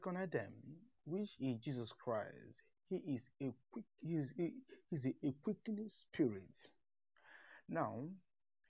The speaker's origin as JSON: {"language": "English", "region": "eastern Nigeria", "country": "Nigeria", "said": "I'm from Nigeria, the eastern part of Nigeria, but I'm based in the south"}